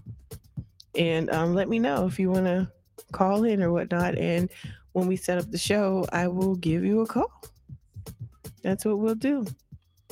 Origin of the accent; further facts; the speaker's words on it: California, United States; we're from California